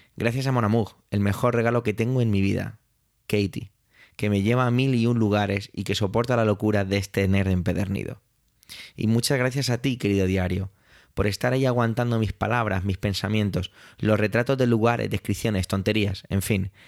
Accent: Spain; Yo como español

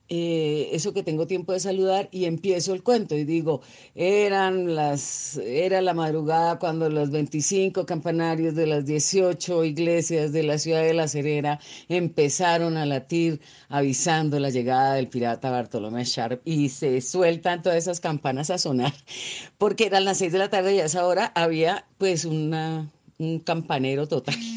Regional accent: Colombia; de Colombia

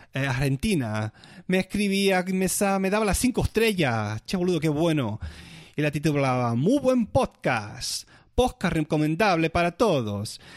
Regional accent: Spain; moved away as an adult; now in Germany

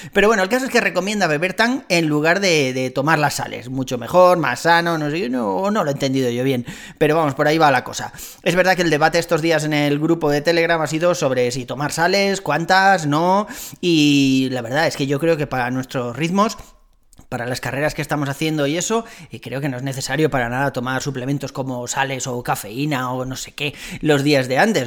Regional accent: Spain; Somos españoles

